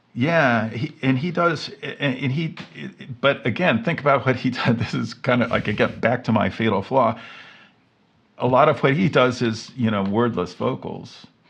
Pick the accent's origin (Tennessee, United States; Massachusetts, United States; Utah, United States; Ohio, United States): Ohio, United States; Cincinnati; moved away; I grew up in Cincinnati